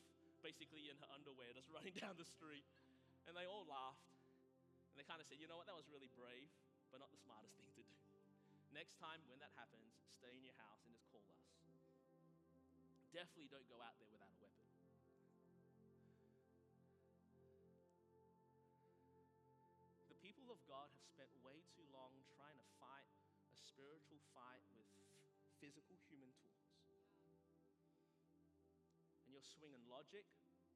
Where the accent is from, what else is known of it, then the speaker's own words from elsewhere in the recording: Australia; moved away; as an Australian being brought up in a country with, you know, there's no guns.